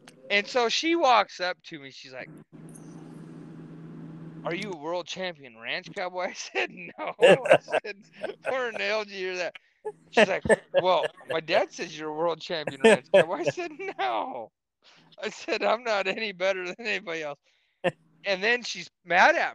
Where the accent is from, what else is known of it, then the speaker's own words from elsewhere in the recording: Nebraska, United States; I'm from Nebraska